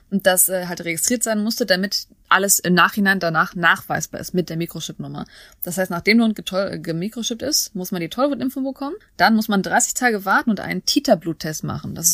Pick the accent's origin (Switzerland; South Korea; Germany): South Korea; Weil ich ja diese Voraussetzungen erfüllt habe und das in Korea gemacht habe und ich als Koreaner zurückgekommen bin